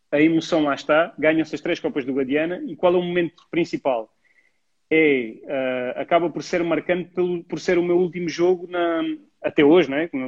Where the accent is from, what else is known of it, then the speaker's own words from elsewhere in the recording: Mértola, Beja District, Portugal; O primeiro foi o Mértola Cup, em Mértola, porque eu sou de Mértola.